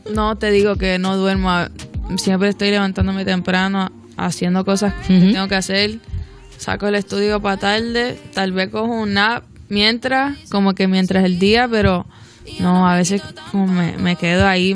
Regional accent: Miami, Florida, United States; soy de Miami

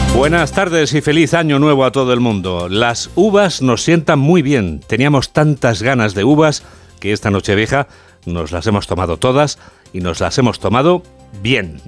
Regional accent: Spain; los niños españoles somos más de Reyes Magos que de Santa Claus

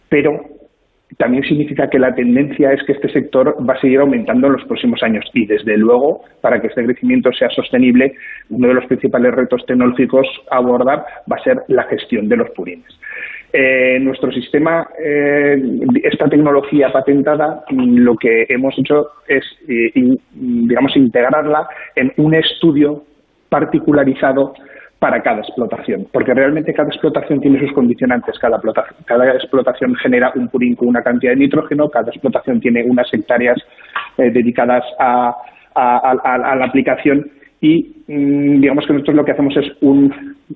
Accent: Zaragoza, Aragon, Spain; la provincia de Huesca, nosotros somos de Zaragoza

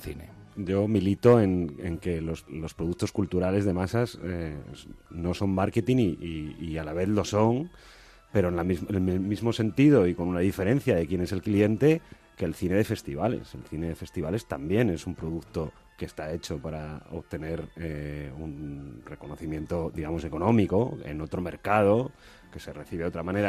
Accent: Colunga, Asturias, Spain; moved away; yo estaba en, Colunga, en mi pueblo

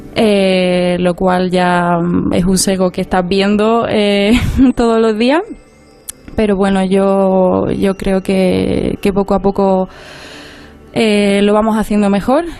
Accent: Ronda, Andalusia, Spain; moved away as an adult; also born or lived in Granada; now in Madrid, Spain; orgullosamente somos de Andalucía. Hmm. Eh, yo soy de Ronda, en la provincia de Málaga

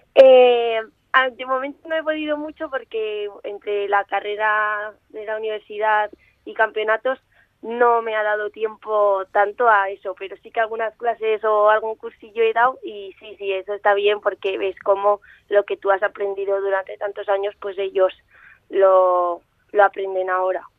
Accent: Zaragoza, Aragon, Spain; he nacido aquí, Y vivo aquí

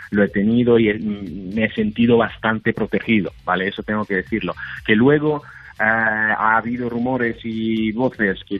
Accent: Italy; Spanish is a second language; yo, como notarás, como sabes, yo soy italiano y he tenido también compañeros míos desde Italia, desde Milán

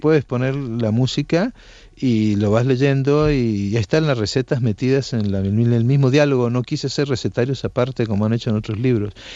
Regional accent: Argentina; moved away as an adult; also born or lived in Naples, Italy / Colombia; now in Barcelona, Spain; yo nací en Nápoles y como el personaje emigré a la Argentina siendo pequeño

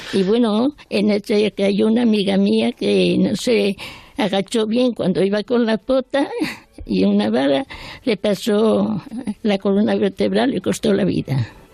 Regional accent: Spain; moved away as an adult; also born or lived in France; ya me quedé aquí, en mi país

